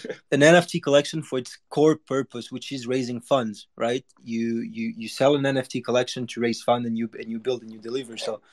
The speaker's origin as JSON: {"language": "English", "country": "Monaco", "tie": "born or raised there", "said": "I grew up in Monaco, so you guys know. If you don't know, it's a place where there's a lot of opportunities and a lot of big guys."}